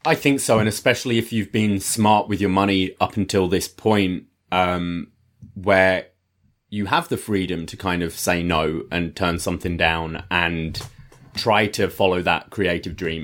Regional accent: United Kingdom; I'm British

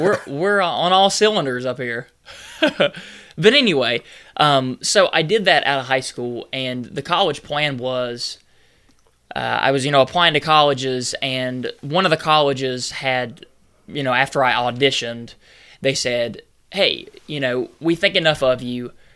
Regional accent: North Carolina, United States; I'm originally from North Carolina.

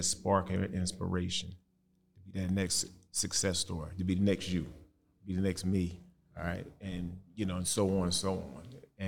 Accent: East St. Louis, Illinois, United States; You know, I'm from East St. Louis, and this here is what I'm going to do for the rest of my life.

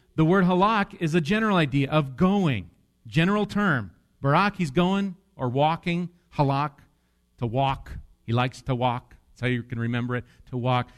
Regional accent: Wisconsin, United States; I'm from Wisconsin

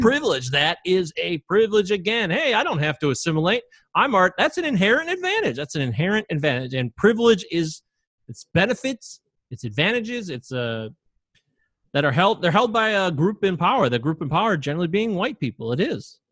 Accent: United States; I was born in the United States

